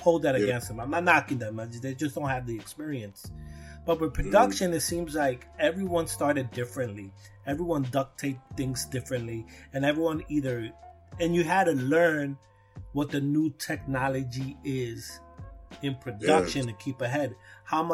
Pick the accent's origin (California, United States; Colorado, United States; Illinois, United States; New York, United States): New York, United States; New York City; I'm from Brooklyn. I was here in the birth of hip hop.